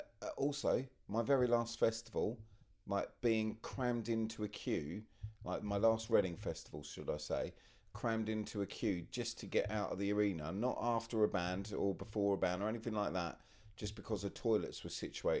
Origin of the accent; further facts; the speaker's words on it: Australia; Being Australian, not really.